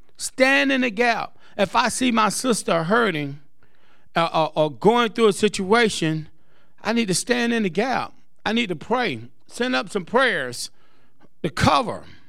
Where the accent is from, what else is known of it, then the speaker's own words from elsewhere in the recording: Greenville, United States; moved away; It's my hometown